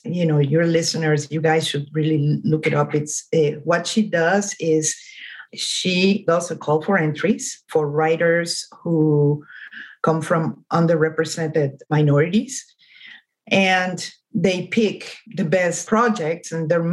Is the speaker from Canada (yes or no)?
no; Mexico; first language Spanish; English is a second language; moved away as an adult; now in Los Angeles, United States